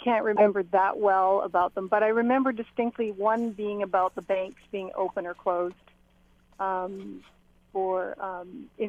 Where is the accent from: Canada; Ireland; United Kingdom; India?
Canada; also born or lived in Switzerland; I'm a Swiss citizen and a Canadian citizen, and I was raised here in Canada by Swiss parents. I've lived in Switzerland